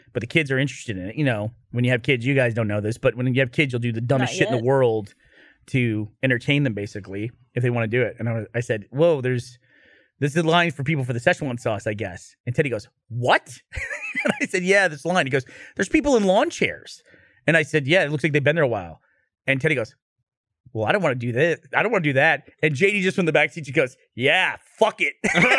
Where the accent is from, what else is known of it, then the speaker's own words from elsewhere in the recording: Russia; Because we're a family from Soviet Russia.